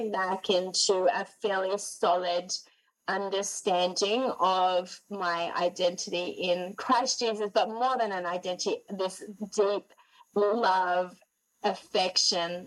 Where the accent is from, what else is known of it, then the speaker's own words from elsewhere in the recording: Sydney, New South Wales, Australia; moved away as an adult; also born or lived in Gold Coast, Australia; now in Montreal, Canada; I'm born and raised in Sydney, 30 years, 10 years on the Gold Coast